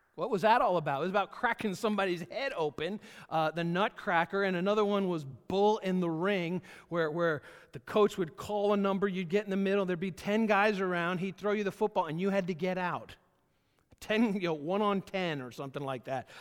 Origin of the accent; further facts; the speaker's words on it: Georgia, United States; moved away; I was born in Georgia, lived there for the first part of my life, uh, and, and then my family moved up here.